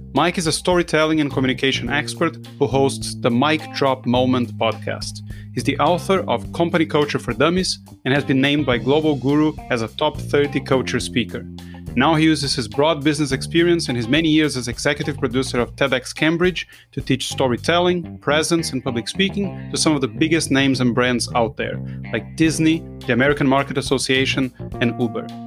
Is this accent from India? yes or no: no; Brazil; I'm from Brazil